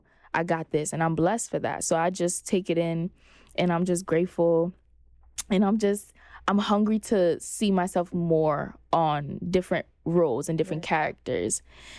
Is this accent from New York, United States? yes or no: yes; Brooklyn, New York, United States; Honestly, I have tough skin. I'm from Brooklyn, Flatbush specifically.